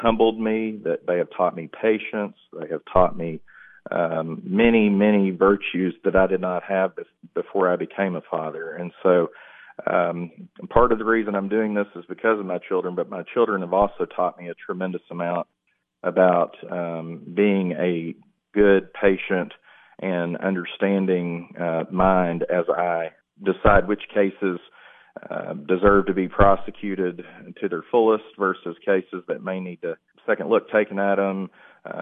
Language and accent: English; McMinnville, Tennessee, United States; I grew up in McMinnville, moved there after seventh grade, went to Morrison Elementary School, graduated from Warren County High School, class of 99